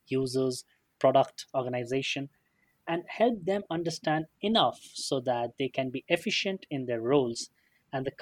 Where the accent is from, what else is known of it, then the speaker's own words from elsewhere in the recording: India; I come from India